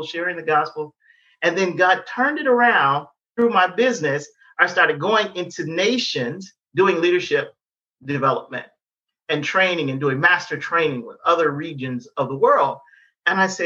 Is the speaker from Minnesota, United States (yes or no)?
no; Detroit, Michigan, United States; I'm from Detroit